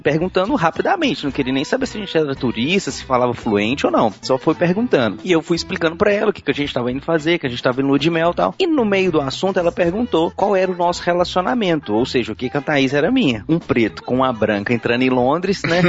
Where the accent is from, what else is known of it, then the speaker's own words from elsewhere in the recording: Brazil; sou brasileiro